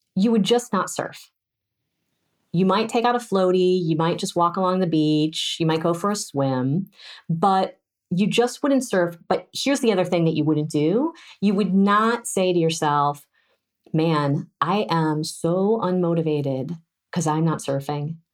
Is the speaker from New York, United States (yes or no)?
no; California, United States; as a Californian